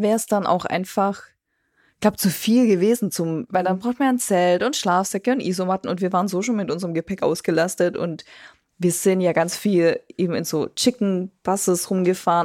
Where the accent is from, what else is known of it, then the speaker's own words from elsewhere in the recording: Germany; was man so macht als Deutscher